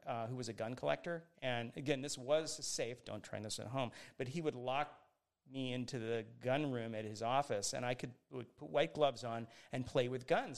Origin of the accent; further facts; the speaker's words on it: Miami, Florida, United States; growing up in Miami, Florida, which is where I grew up